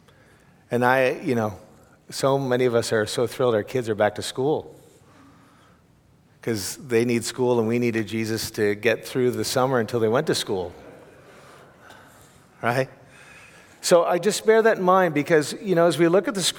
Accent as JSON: {"language": "English", "country": "Canada", "also_born_or_lived": "Europe", "moved": "yes", "said": "I'm a Canadian who lived in Europe for 10 years"}